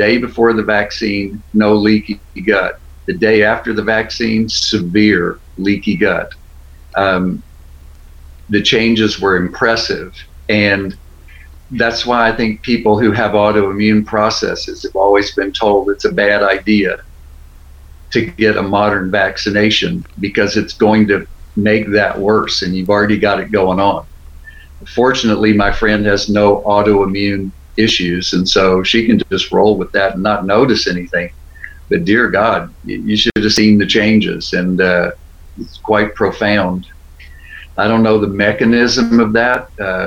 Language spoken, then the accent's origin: English; Beaumont, Texas, United States; moved away; We grew up together in Beaumont, Texas.